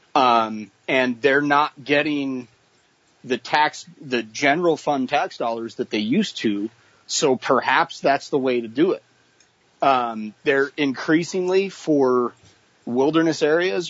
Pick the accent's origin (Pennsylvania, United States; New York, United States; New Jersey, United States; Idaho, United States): Idaho, United States; Boise; because I grew up in Boise